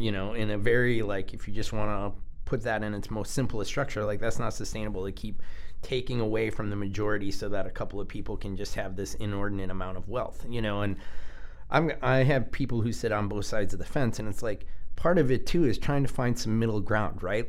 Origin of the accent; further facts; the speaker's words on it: United States; our american culture